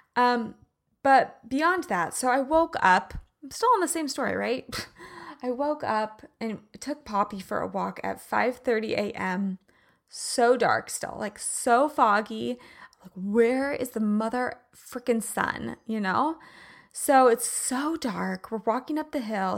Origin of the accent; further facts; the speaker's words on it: Midwest, United States; moved away; I grew up in the Midwest